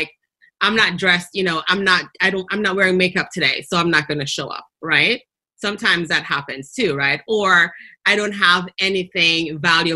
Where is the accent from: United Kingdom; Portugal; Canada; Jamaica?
Jamaica; accent: Jamaican; my Jamaican accent